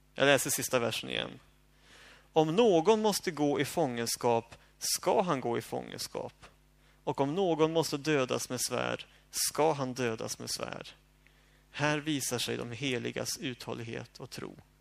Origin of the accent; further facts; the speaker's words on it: Sweden; jag som bekväm svensk